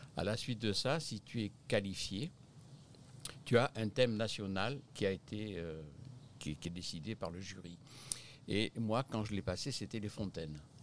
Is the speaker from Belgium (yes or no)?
no; Bormes-les-Mimosas, Provence-Alpes-Côte d'Azur, France; moved away as an adult; now in Quebec, Canada; je suis originaire du sud de la France, de Bormes-les-Mimosas exactement